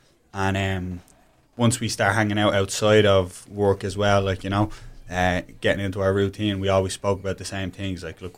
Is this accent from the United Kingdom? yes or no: no; Ireland; now in United States; we're Irish guys.